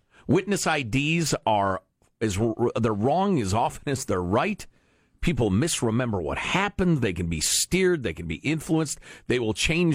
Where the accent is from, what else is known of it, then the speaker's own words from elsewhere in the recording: right outside Chicago, Illinois, United States; I grew up in right outside Chicago and in the Midwest